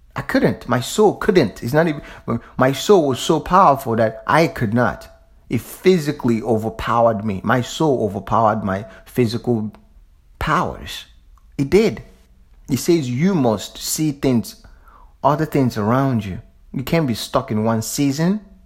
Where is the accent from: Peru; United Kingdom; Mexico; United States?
United States; the South; I'm from the South.